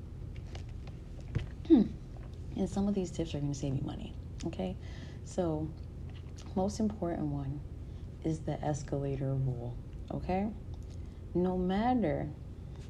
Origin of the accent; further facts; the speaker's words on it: New York City, New York, United States; I'm a New Yorker.